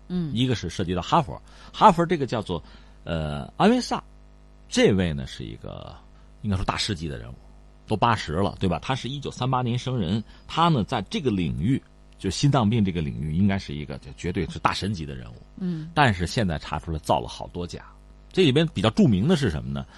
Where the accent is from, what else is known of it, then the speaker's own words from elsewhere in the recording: China; 我们中国人